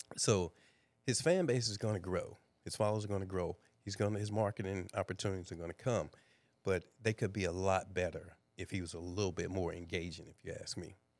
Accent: East St. Louis, Illinois, United States; moved away; born and raised in East St. Louis, Illinois

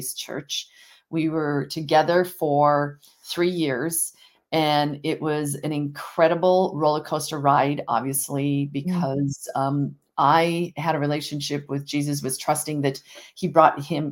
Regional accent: Montana, United States; I'm here from Montana, obviously, and grew up on a ranch part-time and in a small community of 35,000 people

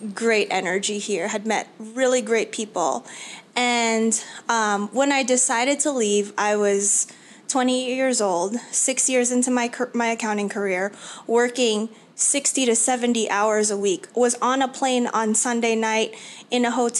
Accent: New York City, New York, United States; moved away as an adult; now in Arizona, United States; I was born and raised in New York City, in Queens, and went to college in the Bronx

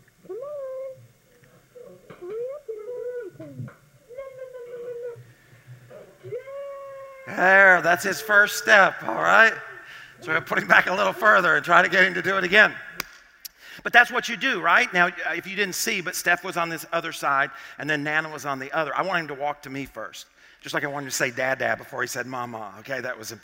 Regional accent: Arkansas, United States; I grew up in Arkansas

